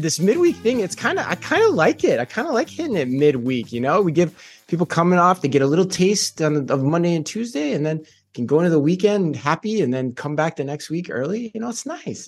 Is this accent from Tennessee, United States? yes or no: no; Phoenix, Arizona, United States; moved away; also born or lived in Tempe, Arizona; my hometown of Phoenix, Arizona